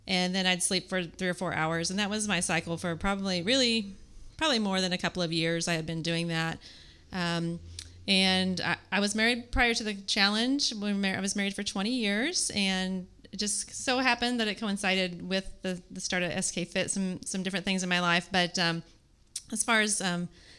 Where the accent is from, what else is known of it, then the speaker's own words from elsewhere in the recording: Kansas City, Missouri, United States; I am from Kansas City, Missouri